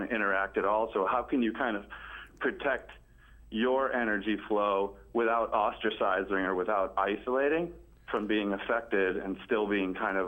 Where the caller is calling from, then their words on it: Arlington, United States; I'm calling from Arlington